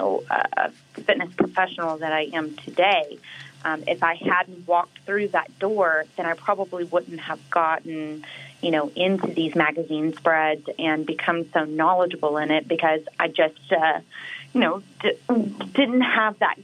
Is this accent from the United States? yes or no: yes; Waco, Texas, United States; moved away as an adult; also born or lived in Dallas, Texas; whenever I graduated high school, I moved from Waco, Texas to Dallas, Texas